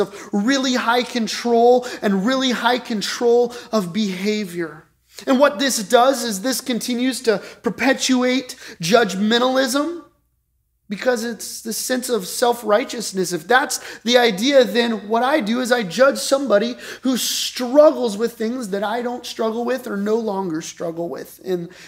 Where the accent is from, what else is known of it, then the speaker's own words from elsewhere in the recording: Colorado Springs, Colorado, United States; I grew up in Colorado Springs